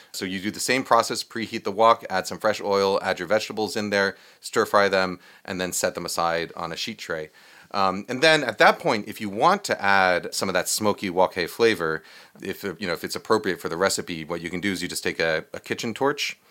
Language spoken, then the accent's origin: English; New York, United States; I grew up in New York